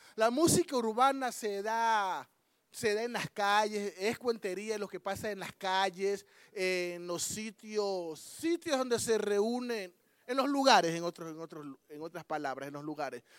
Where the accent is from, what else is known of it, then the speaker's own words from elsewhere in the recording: Ecuador; Somos, venimos de Ecuador